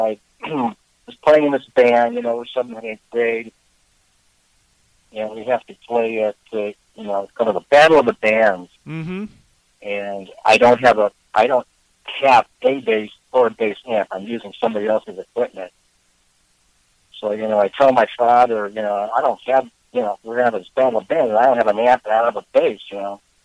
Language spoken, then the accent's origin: English; Chicago, Illinois, United States; moved away as an adult; also born or lived in Oregon / Vermont; I was born in Chicago, lived here for most of my life, in fact, up until around 96